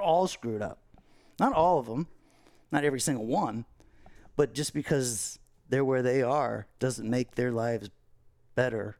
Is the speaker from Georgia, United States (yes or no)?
no; Fort Lauderdale, Florida, United States; growing up in Fort Lauderdale